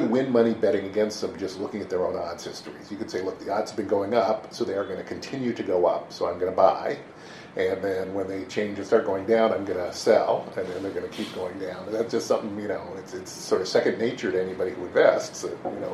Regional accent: Seattle, Washington, United States; I was born and raised in Seattle.

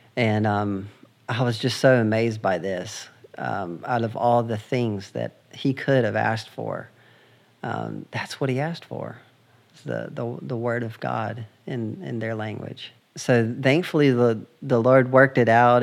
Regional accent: United States; I'm from the United States.

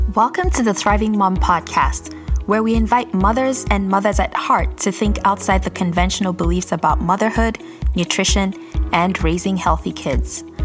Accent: Nigeria; now in North America; I grew up in Nigeria and we use the British spelling for mum

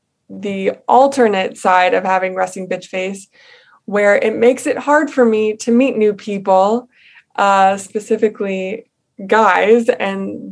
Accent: Long Island, New York, United States; now in Queens, United States; I grew up on Long Island.

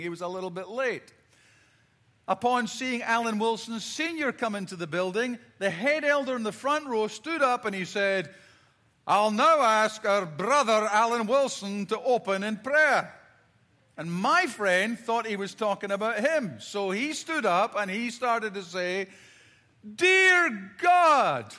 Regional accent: Scotland, United Kingdom; growing up in Scotland, I've got four brothers and sisters

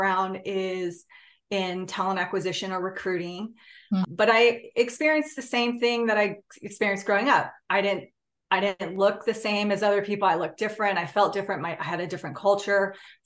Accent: California, United States; I'm Native Hawaiian. I grew up in California

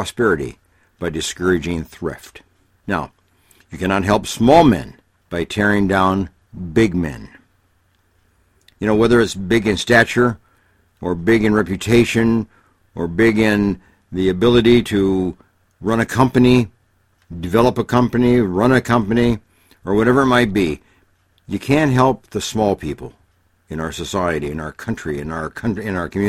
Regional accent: Illinois, United States; I grew up in Illinois

